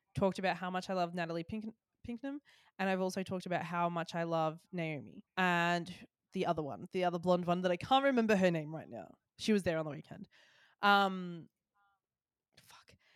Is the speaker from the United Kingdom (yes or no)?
no; Australia; As an Australian